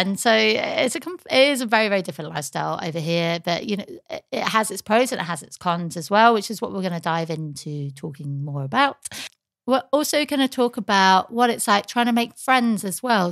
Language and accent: English; United Kingdom; moved away as an adult; now in Sydney, Australia; as a British woman, but as living with an Australian as well